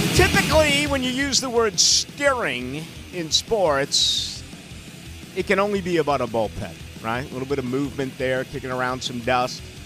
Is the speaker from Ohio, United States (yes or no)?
no; Boston, Massachusetts, United States; now in Jacksonville, United States; I grew up in Boston.